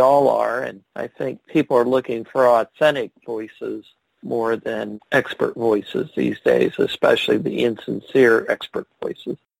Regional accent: Ohio, United States; I'm from Ohio

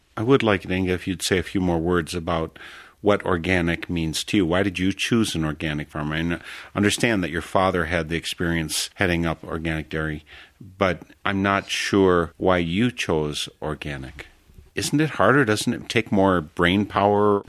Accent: Wisconsin, United States; also born or lived in Africa / Texas; I'm born and raised in Wisconsin, and I've lived in Africa, for instance, in a l, just short while down in Texas

